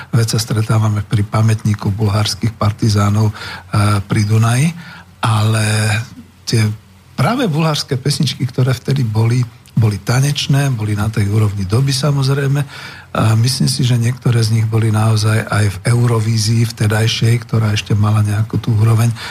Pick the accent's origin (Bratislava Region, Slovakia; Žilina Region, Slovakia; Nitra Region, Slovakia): Bratislava Region, Slovakia; Bratislava; my sme z Bratislavy.